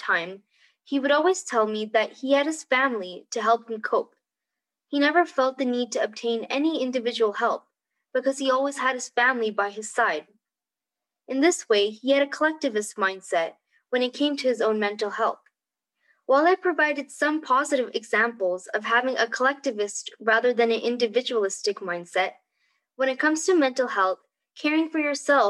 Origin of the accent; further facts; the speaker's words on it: Albuquerque, New Mexico, United States; I was born and brought up in Albuquerque, Mexico, to an Indian family